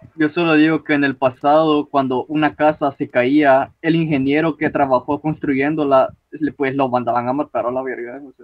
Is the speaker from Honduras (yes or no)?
yes; Honduras; yo como hondureño que vivo en el pinche país más surrealista del mundo